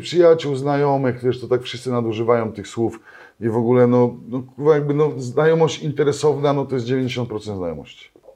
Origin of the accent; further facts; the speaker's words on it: Katowice, Silesian Voivodeship, Poland; u nas w Katowicach są, wiesz, wszyscy są niewolnikami metek